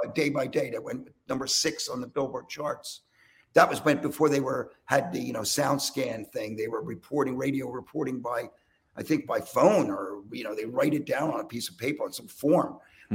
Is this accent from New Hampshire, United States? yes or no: no; Philadelphia, Pennsylvania, United States; I'm from Philly